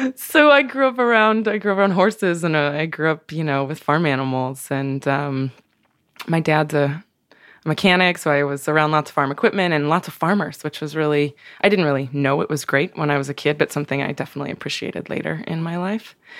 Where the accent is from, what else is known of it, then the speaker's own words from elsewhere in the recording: Pendleton, Oregon, United States; moved away; also born or lived in Brooklyn; I grew up in Oregon. I grew up, um, I was born in Eastern Oregon, in a small town called Pendleton.